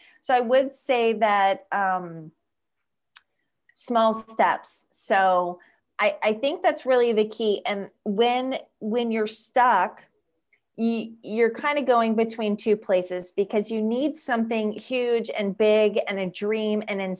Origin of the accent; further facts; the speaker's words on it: Florida, United States; but I am actually originally from South Florida. I was born in the Florida Keys. So that's pretty unique. Not many people are from the Florida Keys, and that makes me a conch.